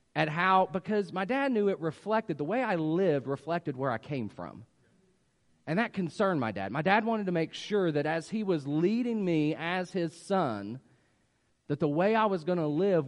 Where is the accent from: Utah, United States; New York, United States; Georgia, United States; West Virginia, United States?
West Virginia, United States; moved away; I grew up in West Virginia, that's why I speak the way